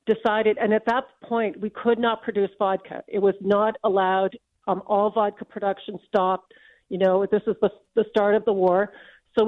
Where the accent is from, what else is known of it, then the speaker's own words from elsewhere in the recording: London, United Kingdom; now in Canada; I was born in London.